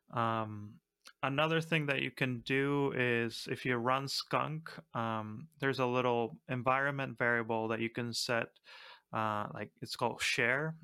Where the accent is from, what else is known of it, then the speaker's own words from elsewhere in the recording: Argentina; I'm from Argentina